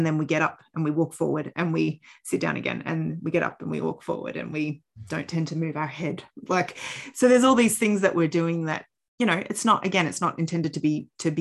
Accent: Australia; also born or lived in Canada; I was born in Canada. And when we moved to Australia, I was 6 years old

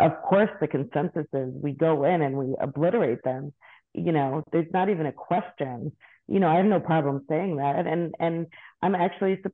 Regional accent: United States; now in Israel; We're so American

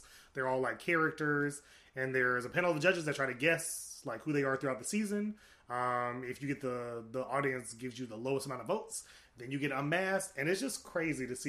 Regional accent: Atlanta, Georgia, United States; I'm from Atlanta

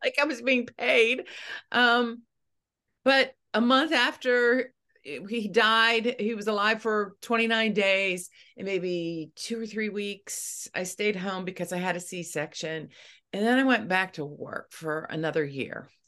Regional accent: Eastern Ohio, United States; moved away as an adult; now in Wheeling, West Virginia, United States; I grew up in Eastern Ohio

